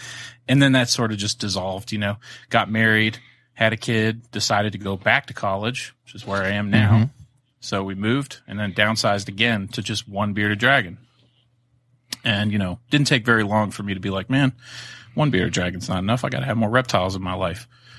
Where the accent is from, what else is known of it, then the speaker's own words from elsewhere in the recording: Florida, United States; You know, I grew up in Florida my younger years, so no shortage of lizards and frogs and turtles and things to go and catch.